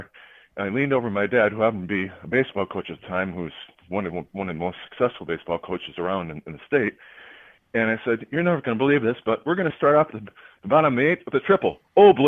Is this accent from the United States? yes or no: yes; Minnesota, United States; I'm from Minnesota